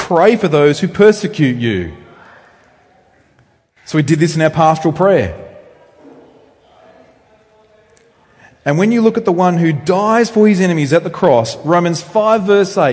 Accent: Australia; You can tell I'm from Australia, I hope, by how I speak. Although Australians have slightly different accents. So I come from rural Australia

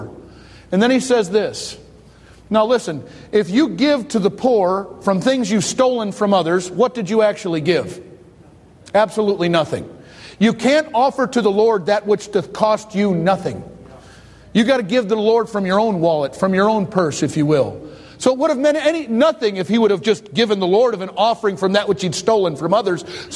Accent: Detroit, Michigan, United States; I grew up in Detroit

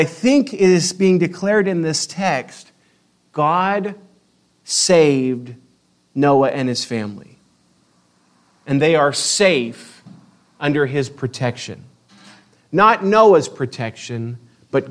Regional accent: Spokane, Washington, United States; moved away as an adult; also born or lived in Eastern Oregon; I grew up in Spokane

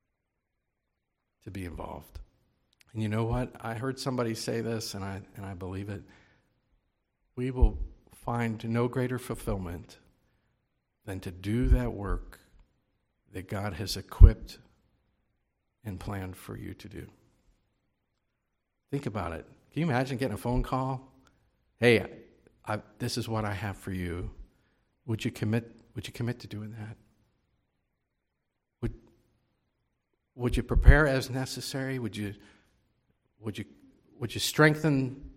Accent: Baltimore, Maryland, United States; moved away as an adult; also born or lived in Winnipeg, Canada / northern Minnesota; I grew up here in Baltimore, the Baltimore area

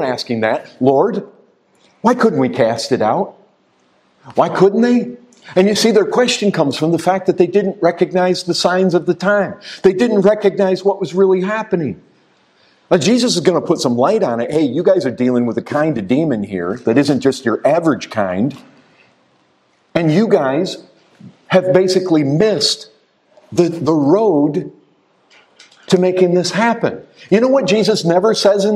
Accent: Michigan, United States; I grew up in Michigan

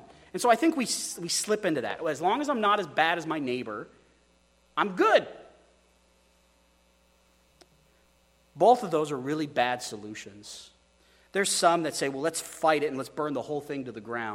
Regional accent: Oregon, United States; I say, Oregon

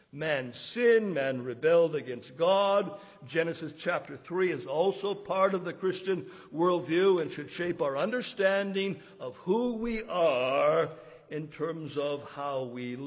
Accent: Canada; we grew up in Canada

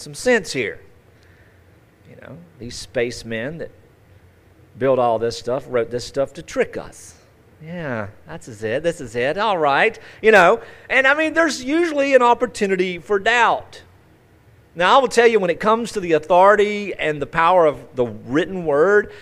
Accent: United States; as American Christians

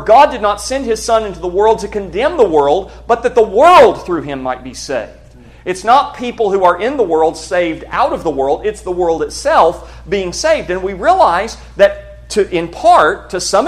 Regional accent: United States; American Christians

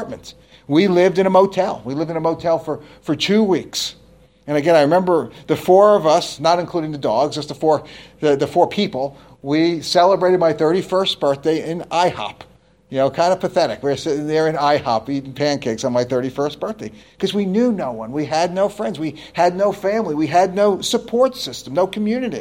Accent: New Jersey, United States; moved away as an adult; also born or lived in New York City / North Carolina; I grew up in New Jersey. I was born in New York City, but my parents moved to New Jersey when I was only a few months old.

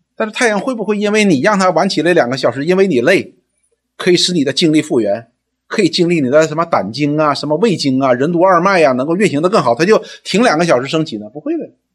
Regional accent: China; 我们中文人

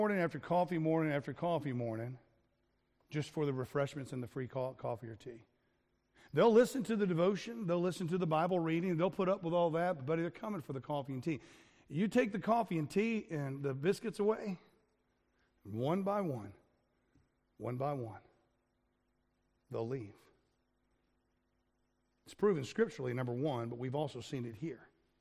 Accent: United States; now in Wales, United Kingdom; I'm an American

